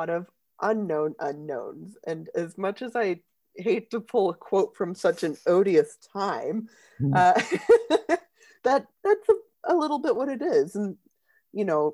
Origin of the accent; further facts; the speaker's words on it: United States; as an American